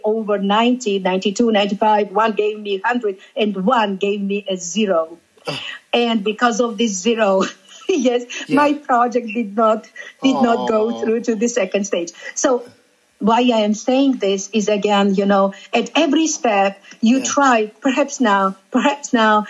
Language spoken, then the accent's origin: English; Georgia; first language Georgian; English is a second language; I am from Georgia.